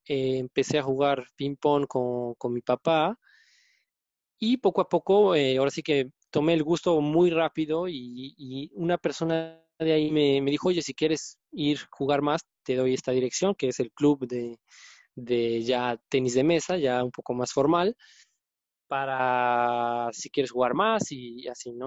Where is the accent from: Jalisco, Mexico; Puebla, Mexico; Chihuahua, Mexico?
Puebla, Mexico; moved away; soy poblano